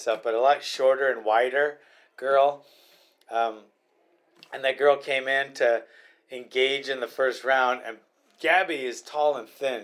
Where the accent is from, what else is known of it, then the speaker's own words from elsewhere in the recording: Honolulu, Hawaii, United States; where I grew up in Hawaii